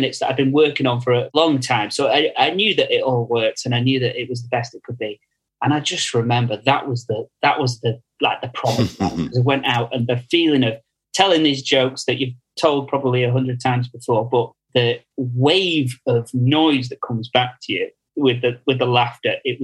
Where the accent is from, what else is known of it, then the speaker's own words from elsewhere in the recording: Stockport, North West England, United Kingdom; I'm from Stockport, which is in Greater Manchester